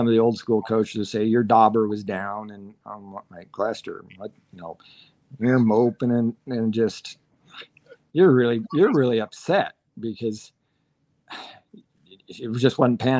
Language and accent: English; Gothenburg, Nebraska, United States; I grew up in Gothenburg, right in the middle of the state. Typical Nebraska person.